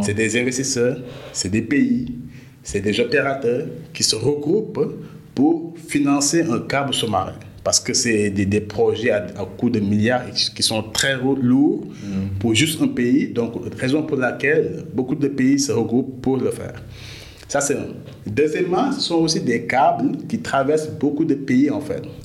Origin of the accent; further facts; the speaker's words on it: Dakar, Senegal; je suis né à Dakar, j'ai grandi à Dakar comme tout, euh, tout jeune sénégalais